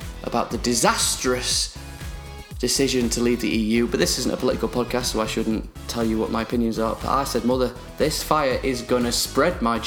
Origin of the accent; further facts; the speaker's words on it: Sheffield, Yorkshire and the Humber, United Kingdom; which is where I'm from, and it sounds wonderful in my accent